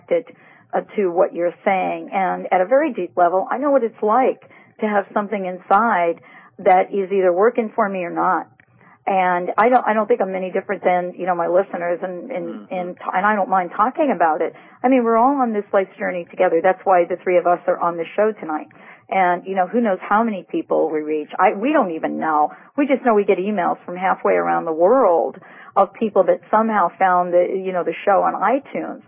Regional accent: New York City, New York, United States; my hometown, New York City

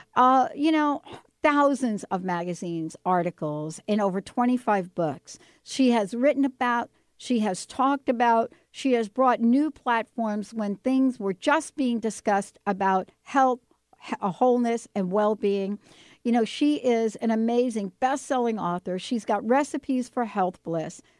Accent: New Jersey, United States; I'm from Jersey.

